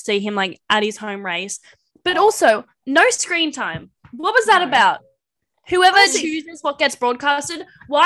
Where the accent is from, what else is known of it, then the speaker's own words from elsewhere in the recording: Australia; I don't like being Australian